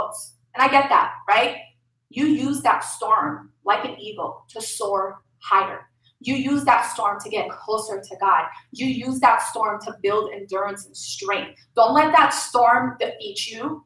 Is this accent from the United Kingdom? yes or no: no; Lebanon; moved away; I'm from Lebanon.